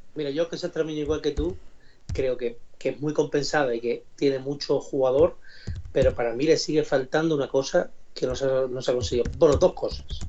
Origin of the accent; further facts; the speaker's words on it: Don Benito, Extremadura, Spain; aunque sea de Don Benito